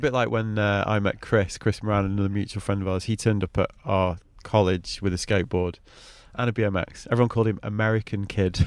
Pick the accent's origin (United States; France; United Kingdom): United Kingdom; Manchester, North West England; me as a white kid growing up in Manchester